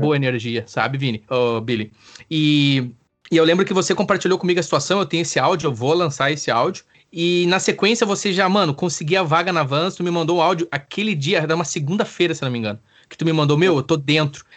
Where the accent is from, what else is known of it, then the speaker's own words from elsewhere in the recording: Campo Bom, Rio Grande do Sul, Brazil; moved away; eu amo Campo Bom, né? É o local onde eu nasci e me desenvolvi.